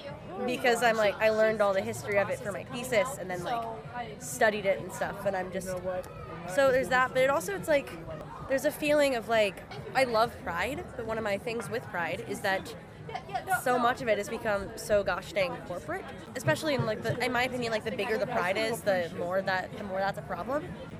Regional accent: Indiana, United States; I'm from Indiana, so like 2.5 hours away.

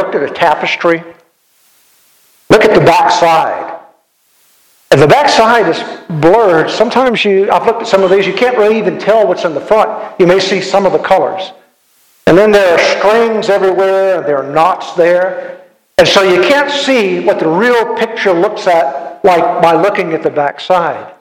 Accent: Ascension Parish, Louisiana, United States; When I was growing up, I was from Ascension Parish in Louisiana

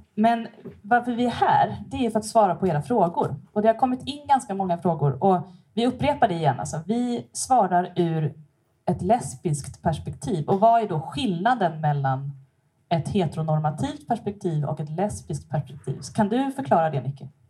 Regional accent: Stockholm archipelago, Stockholm County, Sweden; moved away as an adult; now in Gothenburg, Sweden; Jag bor här i Göteborg, men jag kommer från Stockholms skärgård. Jag har bott här sedan 2008

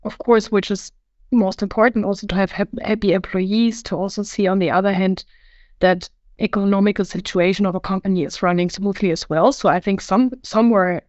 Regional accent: Hamburg, Germany; I was born and raised in Hamburg, and I'm happy to still be here

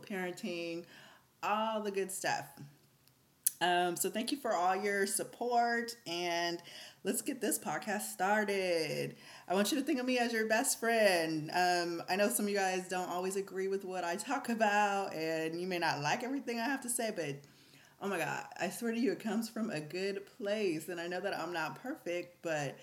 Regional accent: the Bay Area, California, United States; I'm from the Bay

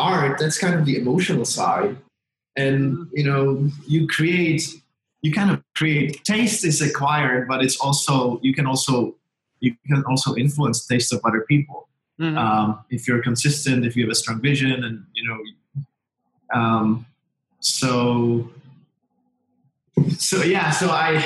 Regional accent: Czechia; I grew up in Czechoslovakia and then Czech Republic

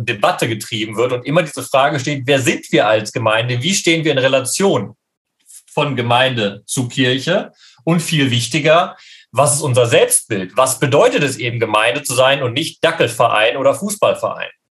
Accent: Leopoldshöhe, North Rhine-Westphalia, Germany; moved away as an adult; now in Jerusalem, Israel; in meiner Heimatgemeinde Leopold Leopoldshöhe

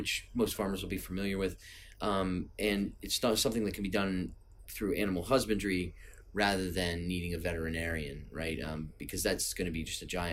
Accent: United States; I'm American

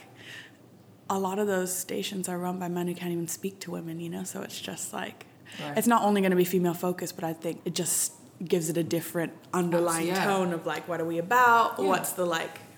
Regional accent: Tokyo, Japan; now in London, United Kingdom; I was born in Tokyo, Japan. I live in London at the moment

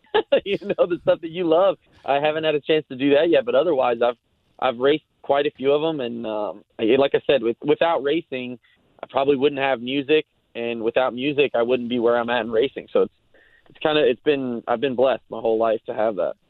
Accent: Gahanna, Ohio, United States; moved away as an adult; now in Nashville, United States; I grew up in Columbus, Ohio. Um, I grew up in a suburb called Gahanna

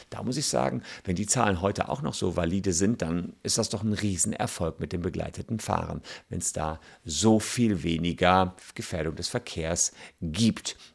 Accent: Gevelsberg, North Rhine-Westphalia, Germany; War bei mir auf dem Land, wo ich groß geworden bin, in Gefelsberg, das ist bei Wuppertal, Hagen, kennt man vielleicht, Ennepetal

